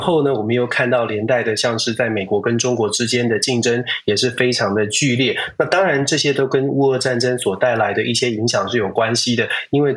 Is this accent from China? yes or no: no; Taiwan; 我们站在台湾长大的这个地方